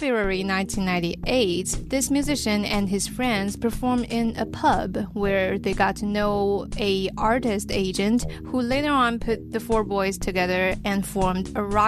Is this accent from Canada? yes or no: no; Beijing, China; I was born in Xuanwu District.